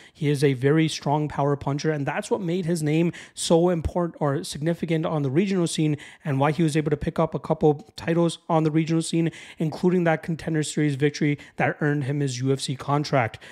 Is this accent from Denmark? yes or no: no; Toronto, Ontario, Canada; my hometown of Toronto, Ontario, Canada. I guess I'm just outside of Toronto